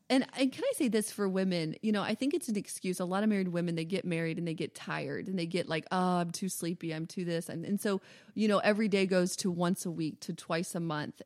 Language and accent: English; the South, United States; I'm from the South